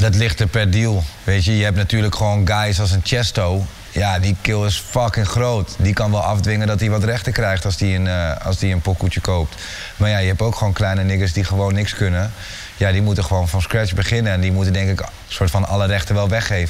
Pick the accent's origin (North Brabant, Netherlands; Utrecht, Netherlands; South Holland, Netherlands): Utrecht, Netherlands; Amersfoort; ik kom uit Amersfoort